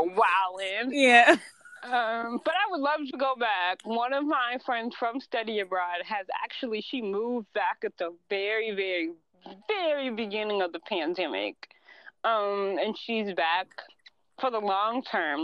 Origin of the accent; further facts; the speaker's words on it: United States; we're all American, but we're mixed in from different parts of America